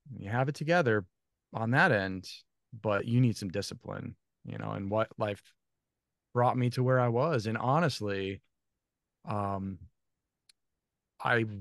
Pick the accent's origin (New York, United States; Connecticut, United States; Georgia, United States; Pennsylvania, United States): Connecticut, United States; Thomaston; moved away; I grew up in a small little New England town, 8,000 people, Thomaston, Connecticut.